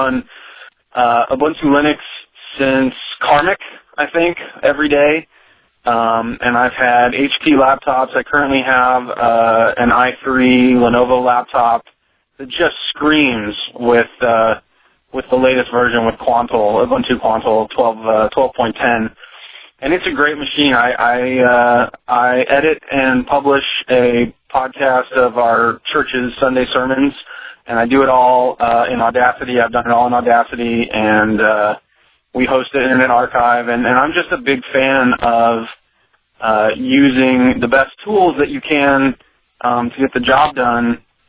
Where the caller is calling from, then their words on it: Central Valley of California, United States; I'm calling from the Central Valley of California, Northern California.